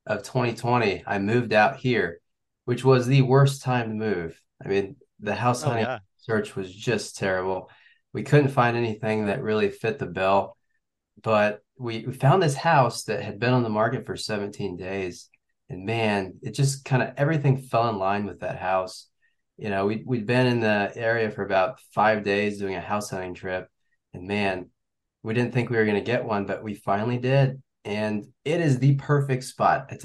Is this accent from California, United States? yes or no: no; Kansas City, Missouri, United States; moved away as an adult; now in Virginia Beach, United States; I'm from Missouri, Kansas City area. I uh, went to high school there and also college. I went to KU. So yeah, with uh, the pandemic in 2020, we actually packed up and moved out to Virginia Beach